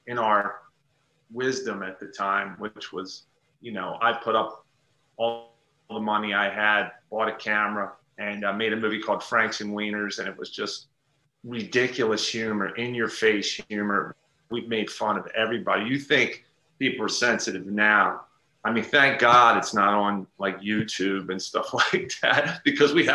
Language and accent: English; Delaware, United States; moved away as an adult; now in Pennsylvania, United States; Delaware's my home state, but I'm about 25 minutes now into Pennsylvania